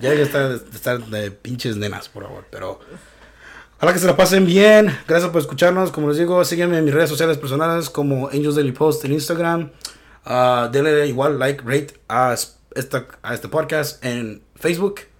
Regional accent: Mexico; moved away; soy mexicano

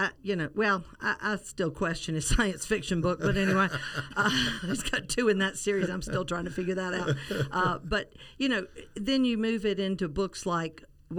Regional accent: Columbia, United States; moved away as an adult; Columbia is my hometown. That's where I grew up.

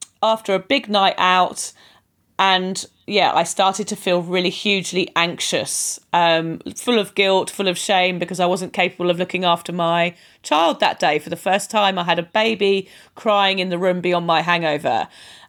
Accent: United Kingdom; moved away as an adult; now in Queensland, Australia; I'm originally from the UK, as you can probably tell by my accent.

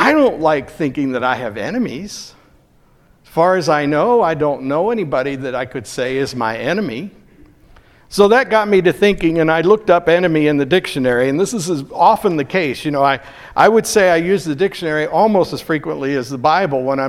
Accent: United States; I'm an American.

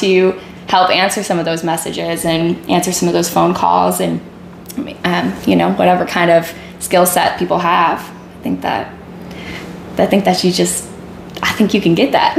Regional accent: Marion, South Dakota, United States; also born or lived in Montana / Minnesota; I moved to South Dakota when I was a fifth grader. So I was born in Montana. Then we trickled over to Minnesota for a while. And then when I was in fifth grade, we moved to South Dakota

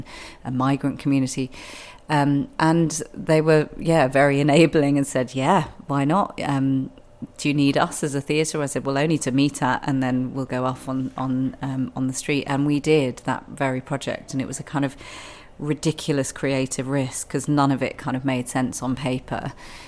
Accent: London, United Kingdom; moved away as an adult; also born or lived in Bath; I was born and bred in London

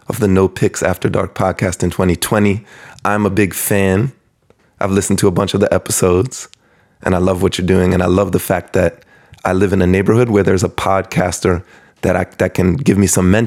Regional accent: Hyattsville, Maryland, United States; I grew up in Hyattsville, Maryland, PG County.

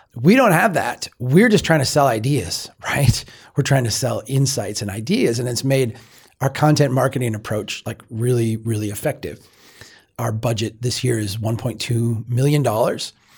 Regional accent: Minnesota, United States; I'm from Minnesota

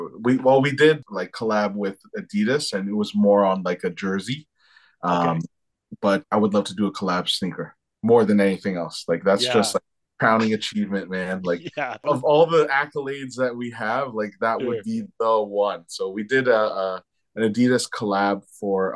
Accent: Toronto, Ontario, Canada; also born or lived in France; I was raised in Toronto. I grew up in Toronto

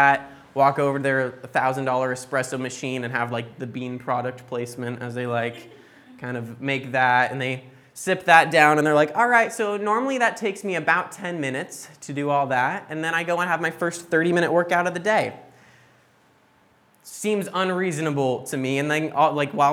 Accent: United States; moved away; growing up in the States

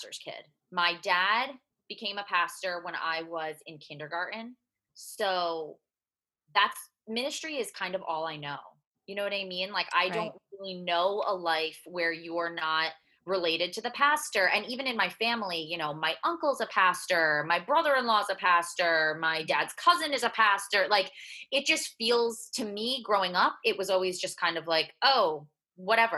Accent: New Jersey, United States; I grew up in New Jersey

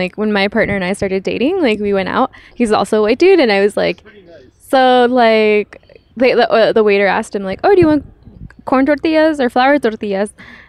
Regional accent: North Carolina, United States; I grew up in North Carolina.

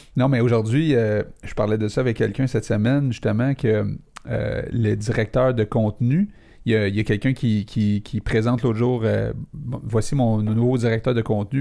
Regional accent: Laval, Quebec, Canada; on vient de Laval

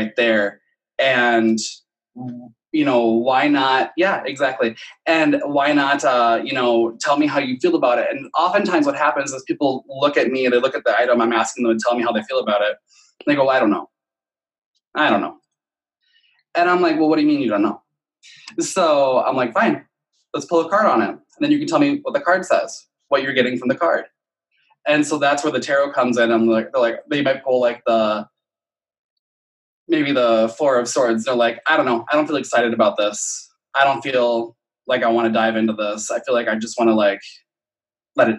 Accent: Midwest, United States; we're from the Midwest?

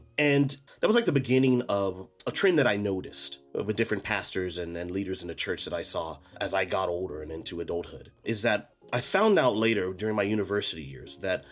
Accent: United States; moved away; where I grew up in the States.

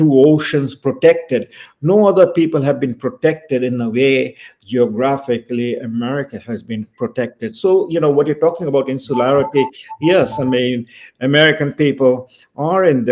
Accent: India; I was born in India in the 1950s.

